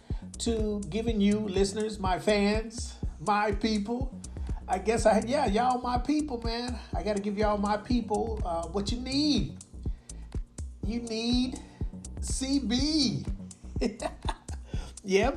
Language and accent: English; United States; now in Osaka, Japan; I'm from America